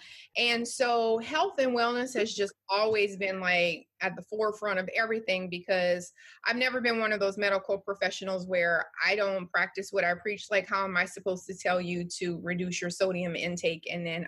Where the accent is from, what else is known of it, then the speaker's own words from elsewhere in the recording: Louisiana, United States; I'm from Louisiana and I had a great mom and dad, but they didn't teach me anything about life.